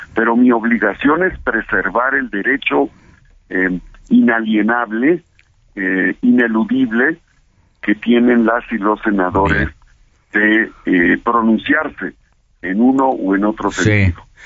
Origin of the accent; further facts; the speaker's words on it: Puebla, Mexico; yo soy de Puebla